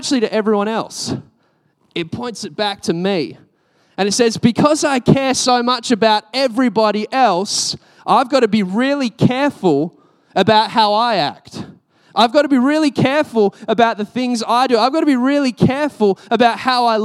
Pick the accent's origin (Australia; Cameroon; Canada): Australia; I'm Australian.